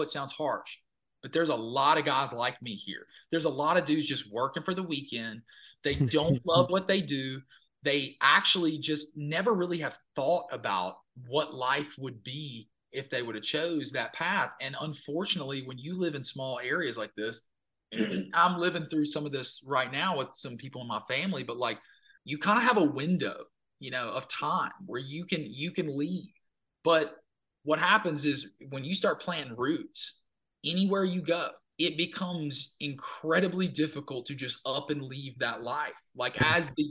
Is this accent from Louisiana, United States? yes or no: yes; Minden / Cotton Valley, Louisiana, United States; moved away as an adult; now in Nashville, United States; I had a huge like affinity for my hometown. Like I loved my hometown. And I always thought I was going to move back. I was like, I'll move back to like Minden or something, or right up the road from Cotton Valley